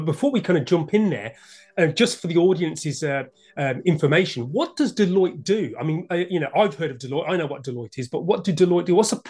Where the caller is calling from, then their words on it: London, United Kingdom; I'm speaking from London, UK.